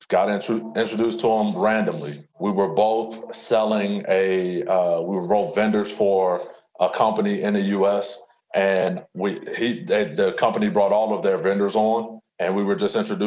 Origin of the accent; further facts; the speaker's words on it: Alton, Illinois, United States; I'm from Alton